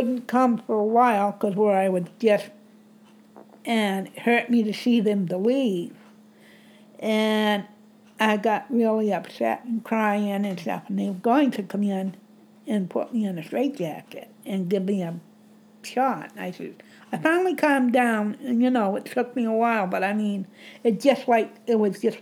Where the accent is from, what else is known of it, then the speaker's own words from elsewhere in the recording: Bangor, Maine, United States; also born or lived in Pineland, Maine; I was born and brought up in Bangor.